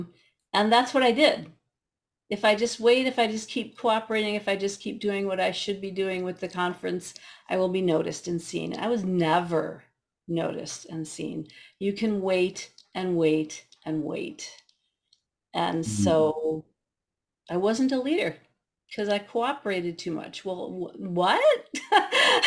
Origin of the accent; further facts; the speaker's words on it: Midwest, United States; I'm a Midwesterner